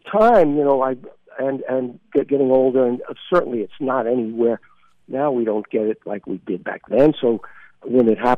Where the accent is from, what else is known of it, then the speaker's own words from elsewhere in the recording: Brooklyn, New York, United States; I grew up in Brooklyn, and as we talked about, and I, I thank God that I had a normal childhood, and I went to you know uh, public schools and high school